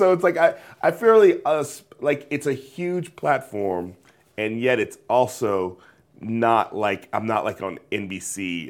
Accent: California, United States; because I come from the Bay Area, it's like, I would want to go to more than just white places.

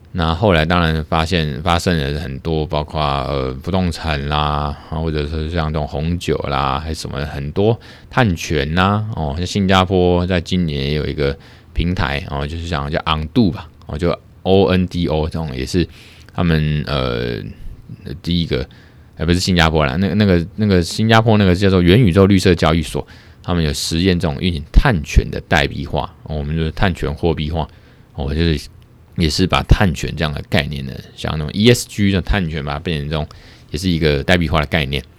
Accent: Taiwan; 我们台湾这边

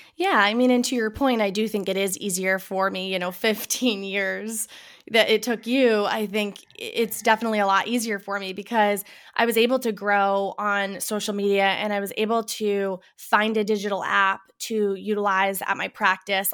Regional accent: Boston, Massachusetts, United States; now in Burlington, Connecticut, United States; I am originally from the Boston, Massachusetts area

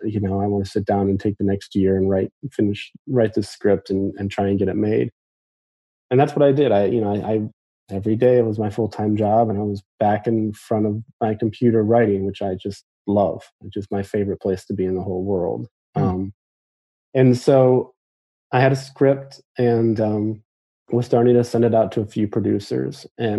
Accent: Midwest, United States; Just told him like I'm from the Midwest and I'm a huge fan.

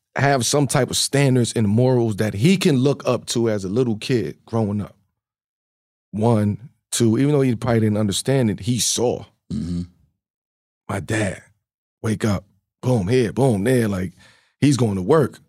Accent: Baltimore, Maryland, United States; also born or lived in Red Hook, Brooklyn, New York; growing up in Baltimore, Red Hook

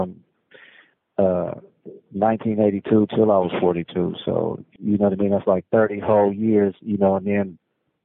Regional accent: Oakland, California, United States; I'm from West Oakland

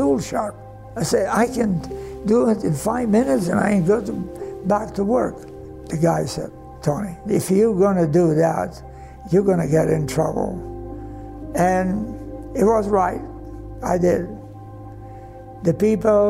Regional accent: Croatia; English is a second language; moved away as an adult; also born or lived in Denver, Colorado; now in United States

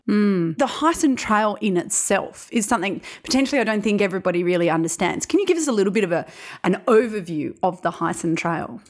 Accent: South Australia, Australia; as a South Australian, I was born here in South Australia

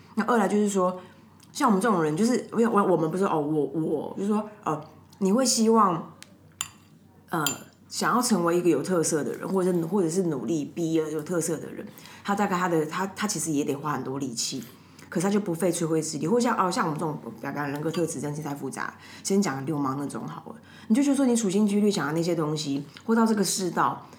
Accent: Taipei, Taiwan; 我家以前住东湖嘛

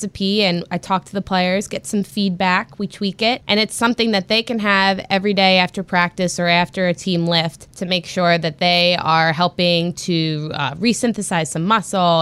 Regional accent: Philadelphia, Pennsylvania, United States; growing up in the Philadelphia area

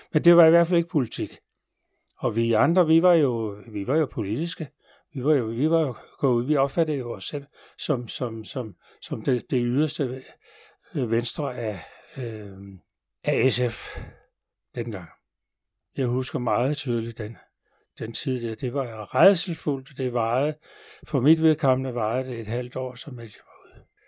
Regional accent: Denmark; vi jo danskere

